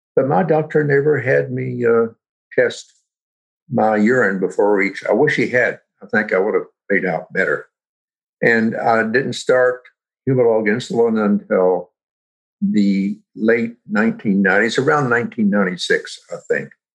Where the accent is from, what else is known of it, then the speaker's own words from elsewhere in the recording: Roanoke, Virginia, United States; now in Kingston, United States; I live in Kingston, New York but I was born in 1939 in Roanoke, Virginia